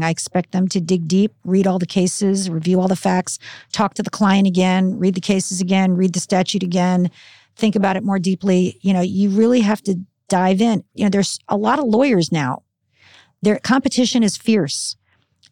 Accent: Burbank, California, United States; also born or lived in Philadelphia, Pennsylvania; I grew up in Burbank

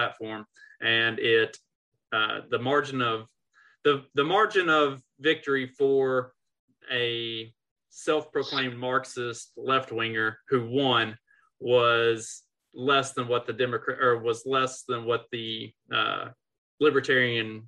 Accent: Kentucky, United States; moved away; I'm originally from Kentucky

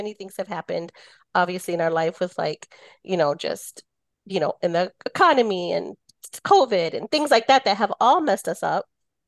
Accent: United States; my father's side is from Jalisco and my mother's side is from Texas. And then I was born here. So I was also first generation to my, to my family.

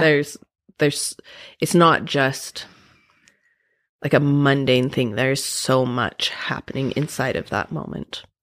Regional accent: Provo, Utah, United States; I grew up in Provo and went to B Y U

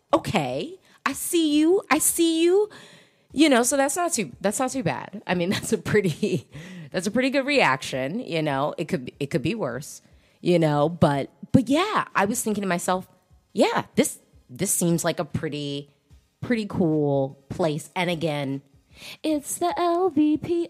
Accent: United States; also born or lived in DC area; I'm an American who lives in America.

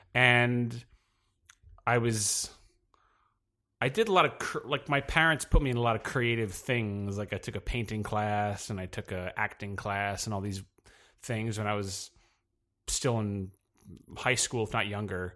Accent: Poughkeepsie, New York, United States; now in New York City, United States; I'm from, uh, New York, but not, I'm, uh, from the Hudson, the Hudson Valley, uh, nor, about two hours north of here

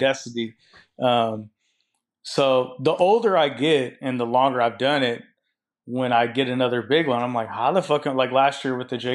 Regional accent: Seattle, Washington, United States; I'm from Seattle

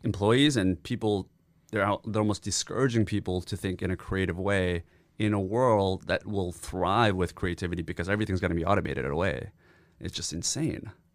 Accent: South Korea; now in Canada; my dad, we grew up in Korea

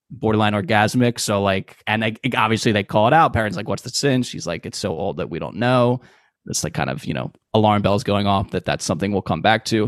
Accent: Philadelphia, Pennsylvania, United States; we're from Philadelphia, Pennsylvania

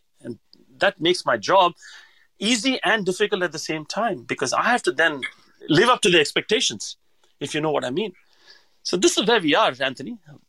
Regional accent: Hyderabad, Telangana, India; I mean, I come from Hyderabad where every dish had a name.

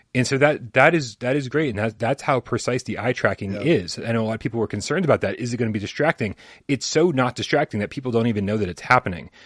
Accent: Boston, Massachusetts, United States; I'm from Boston

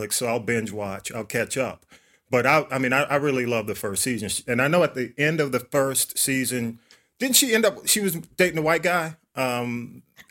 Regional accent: Atlanta, Georgia, United States; I was on North Avenue

